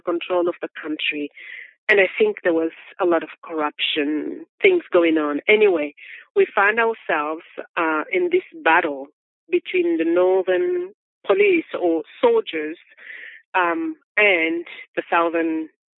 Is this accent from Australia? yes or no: no; Republic of the Congo; moved away as an adult; now in United States; I am from the Republic of Congo that was colonized by French